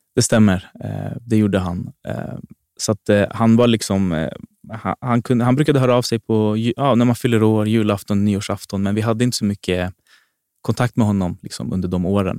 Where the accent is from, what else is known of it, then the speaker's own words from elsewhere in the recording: Botkyrka, Stockholm County, Sweden; jag är född och uppväxt i Fittja.